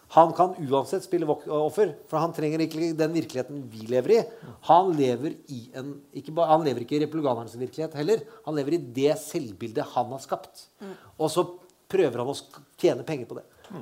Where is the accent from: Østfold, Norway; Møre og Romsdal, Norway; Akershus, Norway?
Østfold, Norway; Jeg er fra Østfold. Vi sier ikke rottepuling